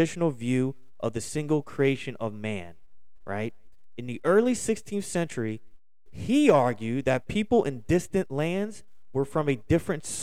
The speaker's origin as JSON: {"language": "English", "town": "Philadelphia", "region": "Pennsylvania", "country": "United States", "said": "I'm going to pronounce a lot of things wrong because I'm from Philly"}